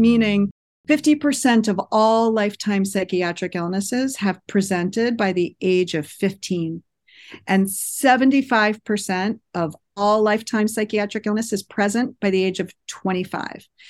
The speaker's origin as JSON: {"language": "English", "region": "East Coast", "country": "United States", "tie": "born or raised there", "also_born_or_lived": "New York City / Boston area", "moved": "as an adult", "lives_now": "Monterey, United States", "said": "I was born and raised in the East Coast, lived in New York City for a long time, and then in the Boston area for almost twenty years"}